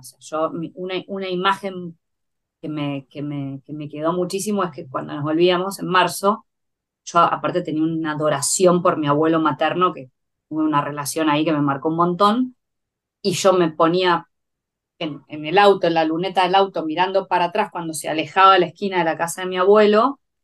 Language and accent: Spanish; Buenos Aires, Argentina; nací en Capital Federal